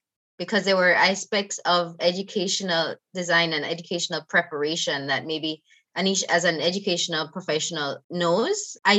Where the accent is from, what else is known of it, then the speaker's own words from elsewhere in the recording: Jamaica; moved away as an adult; I'm from Jamaica and the time that the climate is so different.